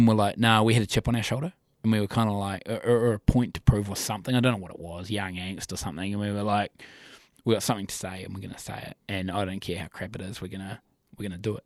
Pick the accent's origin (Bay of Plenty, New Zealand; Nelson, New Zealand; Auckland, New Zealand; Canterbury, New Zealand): Nelson, New Zealand; moved away as an adult; now in Christchurch, New Zealand; I'm actually from Nelson originally. Then I moved down to here in 08. But me and a fella called AJ were mates from high school